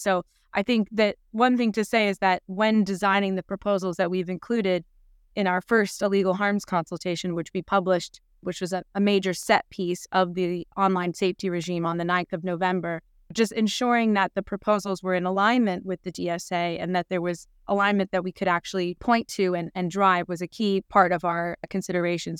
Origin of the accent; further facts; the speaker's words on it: United States; now in United Kingdom; I, I'm American originally